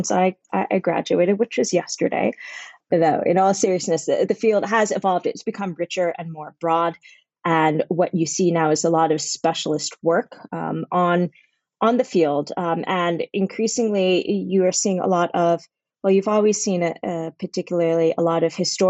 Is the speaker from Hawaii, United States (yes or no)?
no; Boston, Massachusetts, United States; I grew up in and around Boston